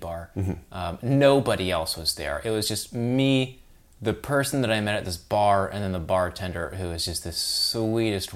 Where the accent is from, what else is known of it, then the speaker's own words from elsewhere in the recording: Portland, Oregon, United States; we grew up in Portland, Oregon